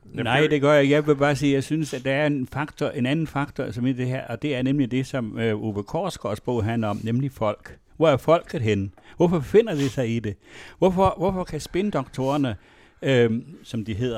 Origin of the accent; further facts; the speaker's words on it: West Jutland, Central Denmark Region, Denmark; der, hvor jeg kommer fra, som er fra et øh, miljø i Vestjylland, som var indremissionsk